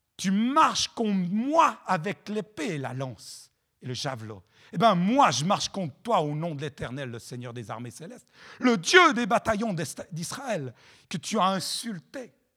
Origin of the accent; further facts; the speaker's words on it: Chad; Moi, je viens du Tchad